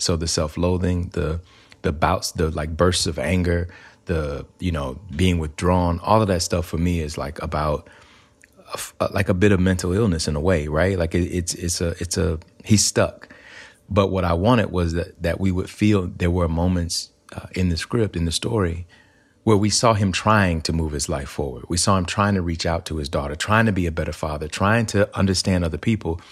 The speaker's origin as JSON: {"language": "English", "region": "Alabama", "country": "United States", "tie": "born or raised there", "moved": "yes", "said": "growing up in Alabama, um, I grew up in a place where we didn't really have a lot of access to arts"}